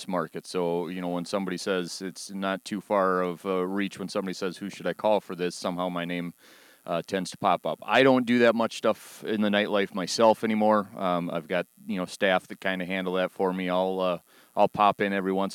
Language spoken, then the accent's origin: English; Rochester, United States; my hometown here in Rochester